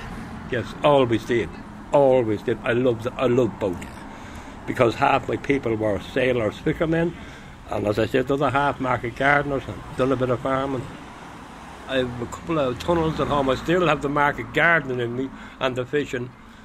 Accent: Rush, County Dublin, Ireland; Well, I'm from Rush myself. Next village.

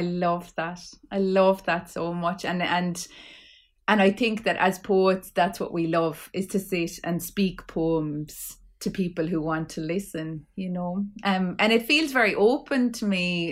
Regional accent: Clare, Munster, Ireland; I'm from Clare

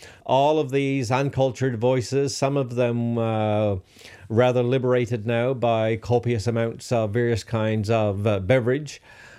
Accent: Robert's Arm, Newfoundland and Labrador, Canada; now in Brighton, Canada; I grew up in Robert's Arm.

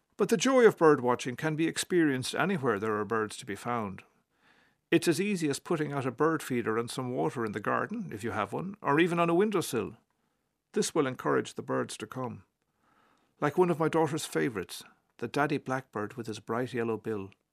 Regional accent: Cork, Munster, Ireland; when I was eight and growing up in Cork

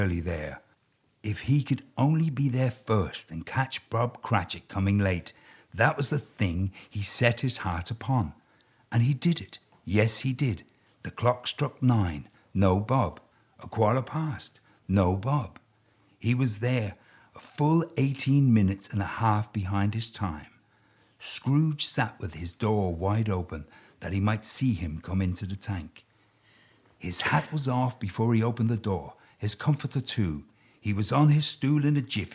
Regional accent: London, United Kingdom; I grew up in South London

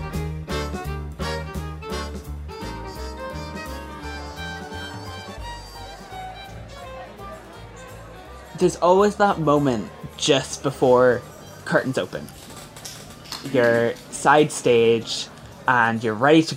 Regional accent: County Monaghan, Ulster, Ireland; I'm 17 and I'm from County Monaghan

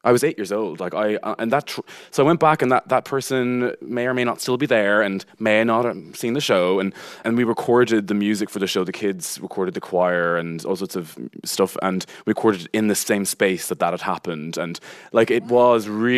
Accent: Connacht, Ireland; And I was like, "I'm from Roscommon."

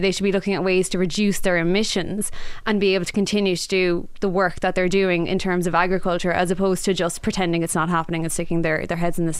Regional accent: West Clare, Munster, Ireland; I grew up in West Clare

